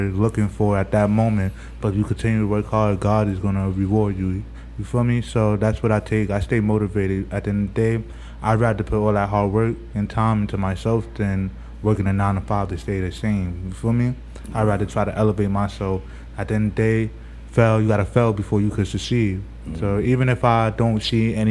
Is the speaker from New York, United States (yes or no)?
yes; New York City, New York, United States; I'm from Brownsville. Oh, but you feel me, I've been all over Brooklyn, but I really originate from Brownsville.